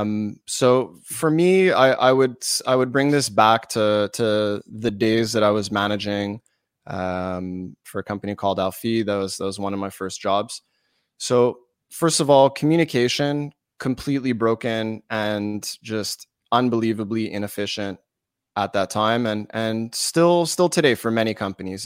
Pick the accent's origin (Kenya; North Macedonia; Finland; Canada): Canada; Montreal, Quebec; I'm from Montreal. we're Canadian